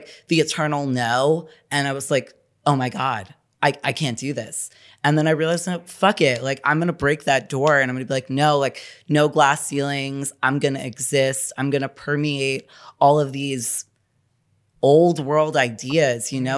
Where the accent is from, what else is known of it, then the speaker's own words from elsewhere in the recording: New York City, New York, United States; I'm from New York City, born and bred